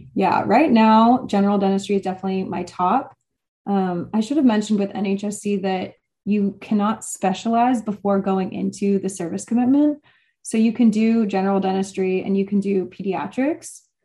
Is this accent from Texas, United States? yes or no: yes; Texas, United States; moved away as an adult; also born or lived in Wisconsin; now in Boston, United States; I'm from Texas